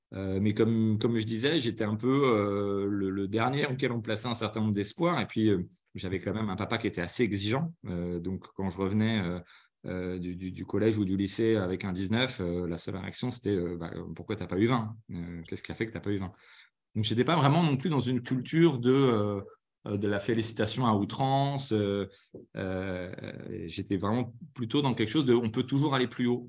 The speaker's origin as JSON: {"language": "French", "area": "Paris region", "region": "Île-de-France", "country": "France", "tie": "born or raised there", "also_born_or_lived": "Lyon / Normandy", "said": "je suis né à Lyon, après j'ai vécu en Normandie. Ensuite, l'essentiel de mon enfance, c'était quand même en région parisienne. Je suis arrivé quand j'avais 8 ans"}